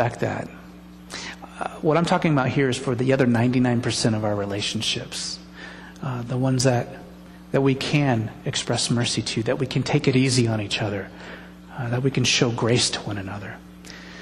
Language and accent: English; United States; being born here